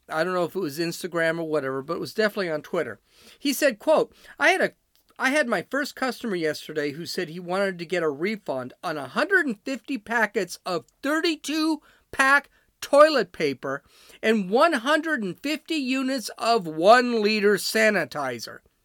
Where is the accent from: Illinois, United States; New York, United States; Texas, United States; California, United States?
Illinois, United States; Chicago; I'm from Chicago